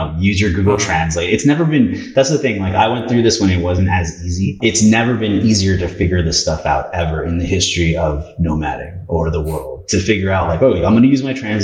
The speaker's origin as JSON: {"language": "English", "country": "Canada", "tie": "born or raised there", "also_born_or_lived": "Peru", "said": "I was born in Peru, but moved to Canada when I was 3. So thankfully I speak Spanish"}